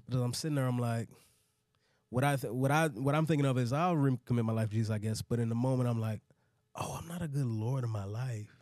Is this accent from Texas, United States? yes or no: yes; DeSoto, Texas, United States; moved away as an adult; now in Atlanta, United States; I grew up in Dallas